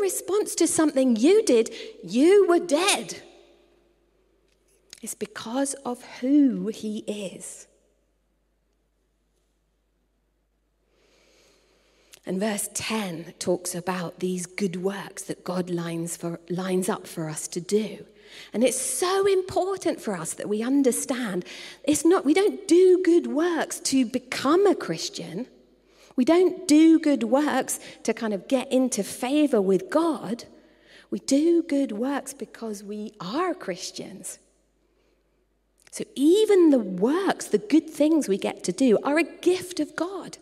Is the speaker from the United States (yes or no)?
no; United Kingdom; I was born in the United Kingdom, but I was reborn as a citizen.